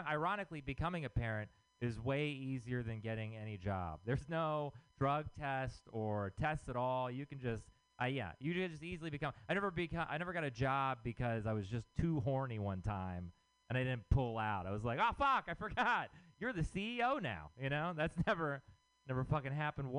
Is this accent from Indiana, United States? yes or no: no; Texas, United States; moved away; I'm from Texas.